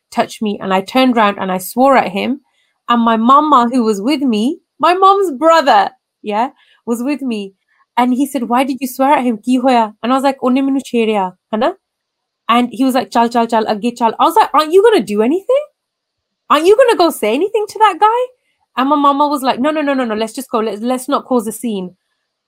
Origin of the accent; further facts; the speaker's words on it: England, United Kingdom; I'm born and raised in England